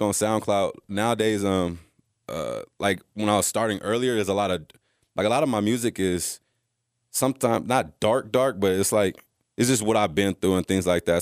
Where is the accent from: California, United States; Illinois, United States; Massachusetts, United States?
California, United States; moved away as an adult; also born or lived in Texas; I came from California